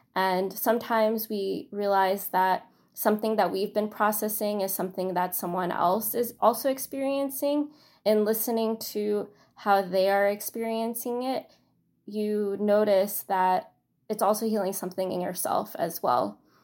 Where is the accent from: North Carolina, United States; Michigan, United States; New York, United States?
New York, United States; New York City; also born or lived in China; I am from Astoria, Queens